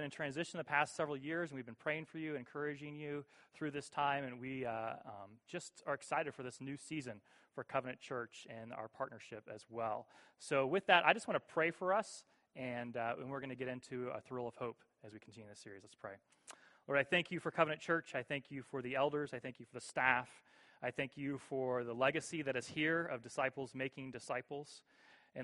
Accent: Cleveland, Ohio, United States; I grew up in Cleveland for most of my life

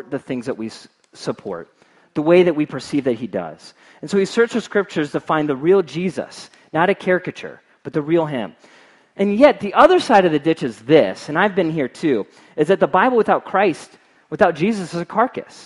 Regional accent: Cincinnati, Ohio, United States; moved away; I'm from Cincinnati

